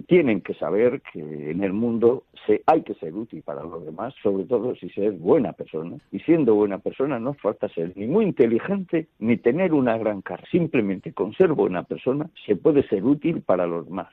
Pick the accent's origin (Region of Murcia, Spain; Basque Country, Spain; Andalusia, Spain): Andalusia, Spain; Almería; moved away as an adult; also born or lived in Elche / Madrid; me fui a parar a Almería, porque es mi tierra